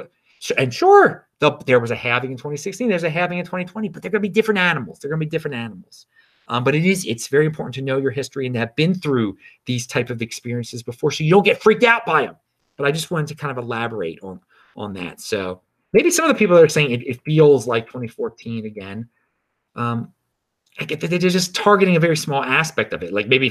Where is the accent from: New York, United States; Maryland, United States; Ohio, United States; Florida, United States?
Maryland, United States; Baltimore; I'm from Baltimore. That's where I am right now. It's where my family's from. My father and his father are from here.